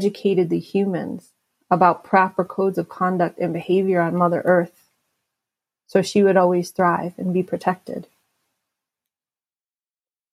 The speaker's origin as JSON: {"language": "English", "town": "New York City", "region": "New York", "country": "United States", "tie": "born or raised there", "said": "I was born in Albert Einstein Hospital in the Bronx"}